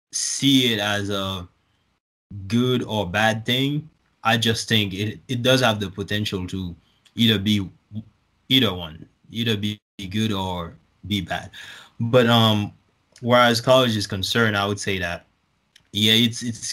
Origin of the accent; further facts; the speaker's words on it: Haiti; now in United States; I'm originally from Haiti